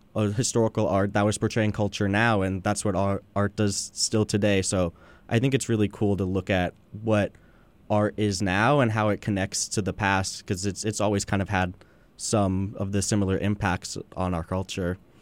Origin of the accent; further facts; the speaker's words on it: Long Beach, California, United States; I'm born and raised in Long Beach, California